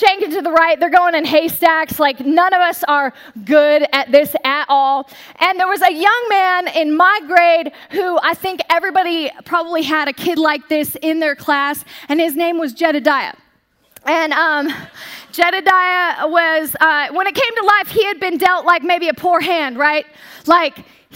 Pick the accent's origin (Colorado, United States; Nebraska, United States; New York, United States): Colorado, United States; born or raised there